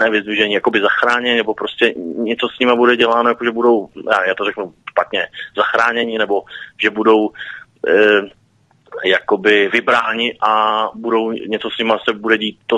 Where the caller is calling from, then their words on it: Prague, Czechia; Ano, tak já jsem z Prahy